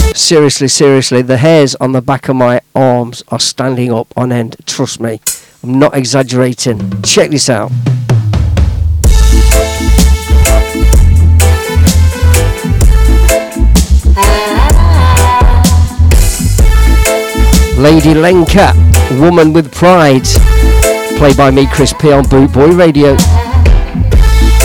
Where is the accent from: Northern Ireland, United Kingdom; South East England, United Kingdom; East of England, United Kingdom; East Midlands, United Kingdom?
East Midlands, United Kingdom; Leicester; my hometown, Leicester Town.